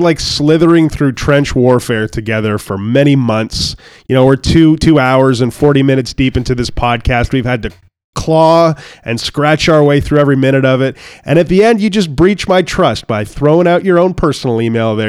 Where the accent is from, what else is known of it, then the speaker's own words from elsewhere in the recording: Canada; I'm Canadian